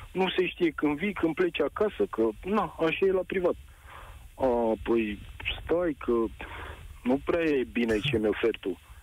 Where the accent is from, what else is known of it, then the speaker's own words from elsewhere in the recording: Craiova, Dolj, Romania; eu sunt din Craiova